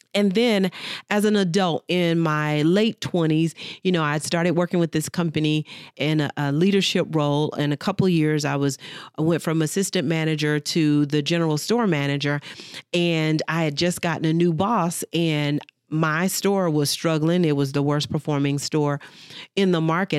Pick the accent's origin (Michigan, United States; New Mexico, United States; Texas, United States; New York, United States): Texas, United States; Dallas; I grew up, born and raised in Dallas, Texas